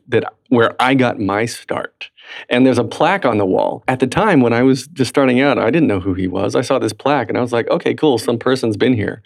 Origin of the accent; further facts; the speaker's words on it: Raleigh, North Carolina, United States; That's where I'm from.